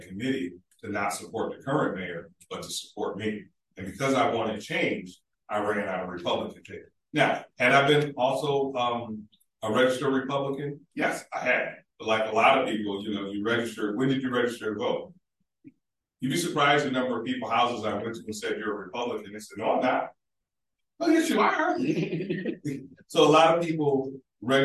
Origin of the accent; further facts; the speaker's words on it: Niagara Falls, New York, United States; Born and raised in Niagara Falls